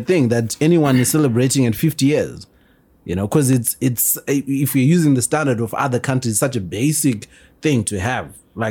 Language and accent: English; Zimbabwe